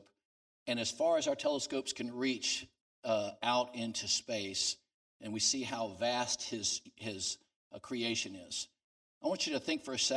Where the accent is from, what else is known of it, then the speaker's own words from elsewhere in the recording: New Orleans, Louisiana, United States; I'm from New Orleans, down Louisiana